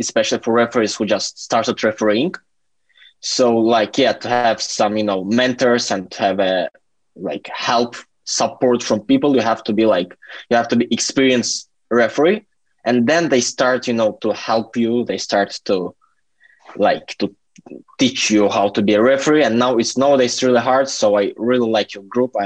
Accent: Latvia; also born or lived in Turkey; now in United Kingdom; I'm from Latvia. I've lived in Turkey for 10 years.

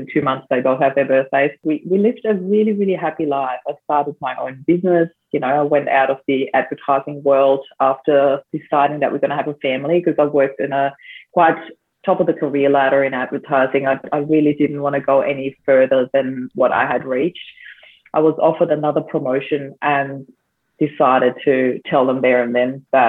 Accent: Austria; now in Australia; I'm actually originally from Austria, but I do live in Australia now.

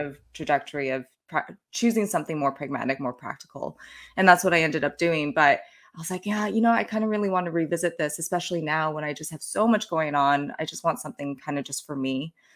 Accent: Calgary, Alberta, Canada; I was, uh, born and raised in Calgary, and that's where I was working

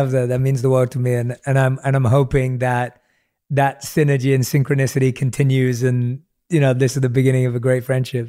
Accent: London, United Kingdom; I grew up in London, I knew no one in the entertainment industry

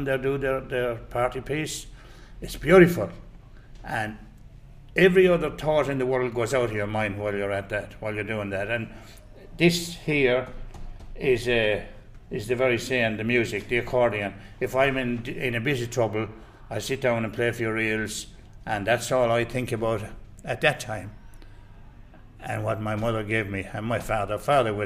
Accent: County Clare, Ireland; also born or lived in Galway; now in Australia; I was born in Galway. I was raised in Clare.

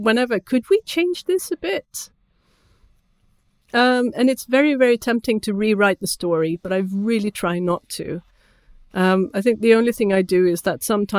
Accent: Sweden; first language Swedish; English is a second language; my first language is Swedish

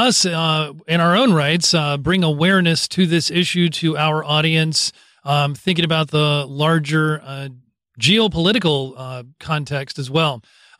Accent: California, United States; I grew up in California.

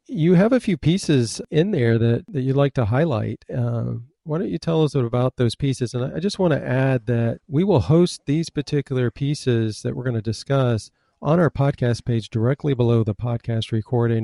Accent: Michigan, United States; moved away; I was born in Michigan

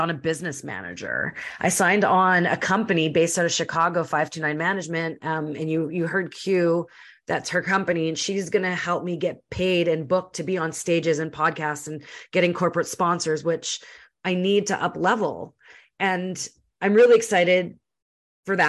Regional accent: Winnipeg, Manitoba, Canada; born or raised there; now in British Columbia, Canada

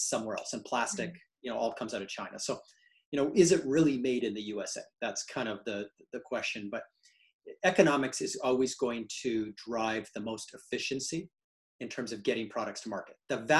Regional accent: Canada; now in United States; I'm a Canadian and now a US citizen

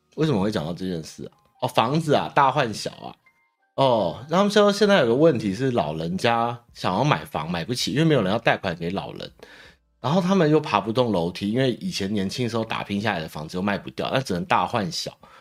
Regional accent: Taiwan; 我们台湾人

